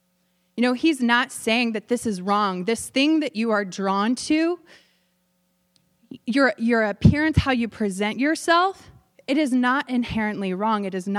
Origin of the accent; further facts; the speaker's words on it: Tulsa, Oklahoma, United States; I grew up in Tulsa, Oklahoma, talking about the buckle of the Bible Belt.